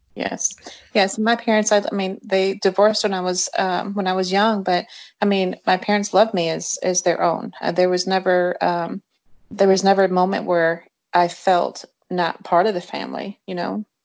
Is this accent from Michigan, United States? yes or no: yes; Jackson, Michigan, United States; moved away as an adult; also born or lived in Eloise, Michigan / West Tennessee; now in Tennessee, United States; I grew up in Jackson, Michigan